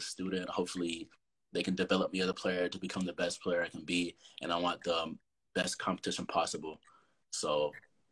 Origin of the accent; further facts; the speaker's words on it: North Carolina, United States; I'm from North Carolina. I go to Union Academy.